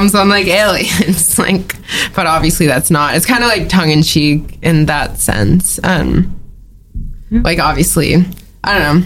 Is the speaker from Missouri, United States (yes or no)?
no; California, United States; now in New York, United States; I'm from California.